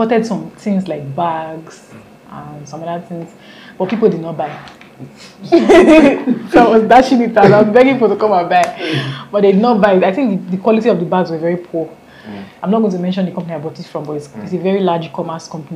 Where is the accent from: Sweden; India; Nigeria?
Nigeria; Benin City, Edo; I did everything in Benin